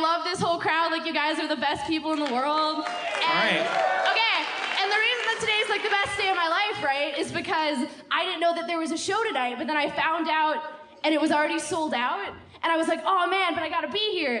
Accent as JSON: {"language": "English", "region": "Minnesota", "country": "United States", "moved": "yes", "lives_now": "Chicago, United States", "said": "I'm from Minnesota. I go to college here."}